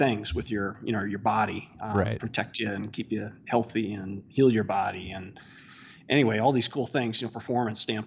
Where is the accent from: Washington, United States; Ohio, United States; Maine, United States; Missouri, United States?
Washington, United States; also born or lived in Panama / Oklahoma / Texas / Fort Campbell, Kentucky; I grew up out in Washington State and moved out there when I was like 9 or 10